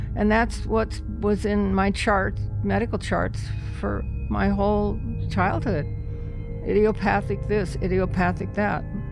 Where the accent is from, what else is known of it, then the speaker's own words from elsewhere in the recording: The Dalles, Oregon, United States; I'm a native Oregonian. I was born in the Dalles. I'd lived in Oregon my whole